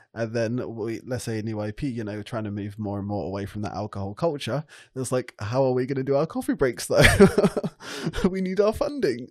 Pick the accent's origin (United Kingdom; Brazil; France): France; I grew up in France